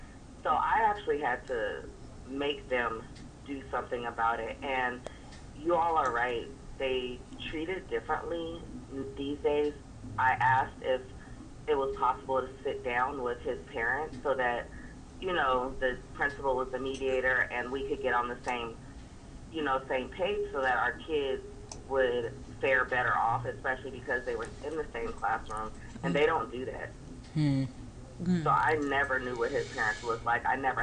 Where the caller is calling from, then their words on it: Sacramento, California, United States; I'm calling from Sacramento, California.